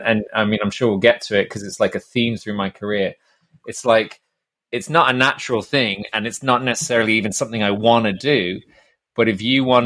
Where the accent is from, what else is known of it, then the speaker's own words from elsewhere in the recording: Ireland; moved away; I'm Irish